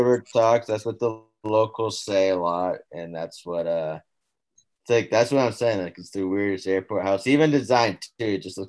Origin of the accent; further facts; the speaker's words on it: United States; I'm American too, but no one really knows about it.